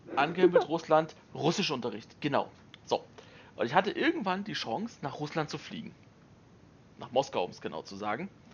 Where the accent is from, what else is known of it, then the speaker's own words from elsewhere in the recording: Germany; jetzt kommst du da als Deutscher hin